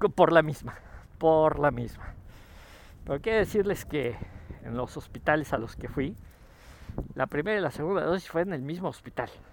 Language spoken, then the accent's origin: Spanish; Mexico; como mexicanos